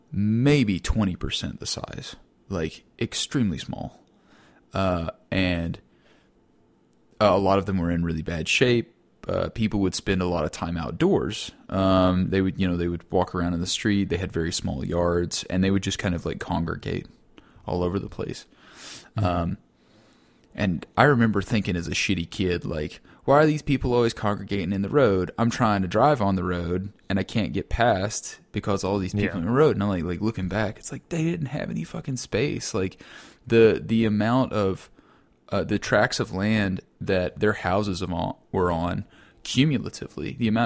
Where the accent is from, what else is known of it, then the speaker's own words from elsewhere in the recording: Kentucky, United States; But I do remember growing up in Western Kentucky, there was this, like, it was, you know, it was a really old town, like a really, really old town.